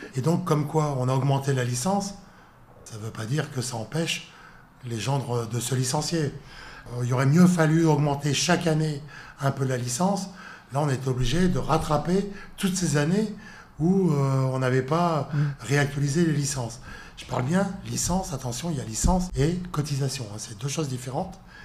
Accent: Lille, Hauts-de-France, France; je suis né à Lille, donc euh, je suis pas parisien, moi

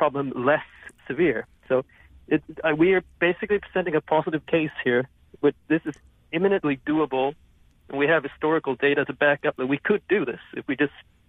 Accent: Sweden; Certainly, I grew up in Sweden, never hearing about that we had done anything spectacular at all about this.

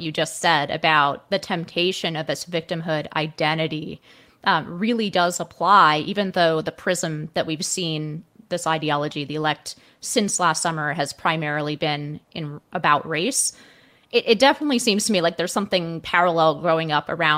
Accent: the Bay Area, California, United States; I grew up in the Bay Area

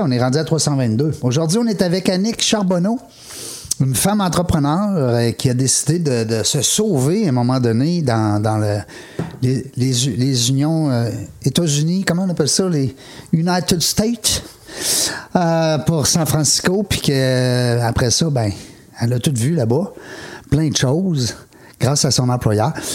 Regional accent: Quebec City, Quebec, Canada; je viens de Québec, hein, c'est ma région

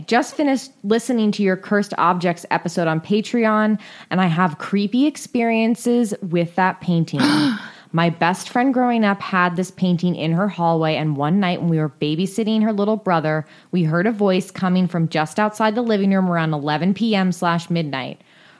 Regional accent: North East England, United Kingdom; I'm from Northeast of England and used to spend quite a lot of time at my grandma's house growing up

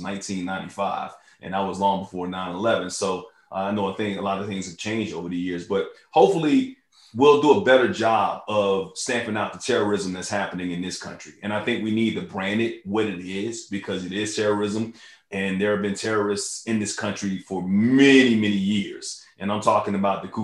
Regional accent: New York City, New York, United States; when I was born in New York, I was, you know, raised across the street from Yankee Stadium

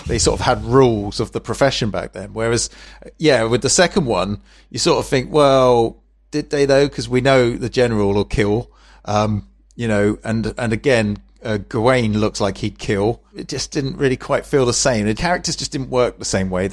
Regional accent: England, United Kingdom; we're English.

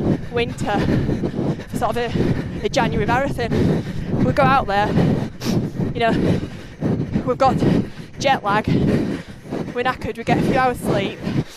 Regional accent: Halifax, Yorkshire and the Humber, United Kingdom; Halifax. Right. So I'm born and bred. Right. In West Yorkshire.

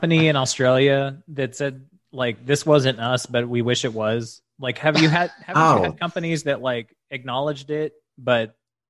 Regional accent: Houston, Texas, United States; moved away; So I'm from Houston originally.

